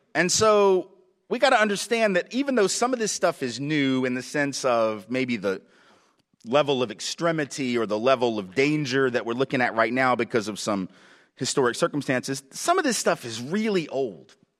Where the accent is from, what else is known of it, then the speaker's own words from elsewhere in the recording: the South, United States; I'm from the South, lived in the South all my life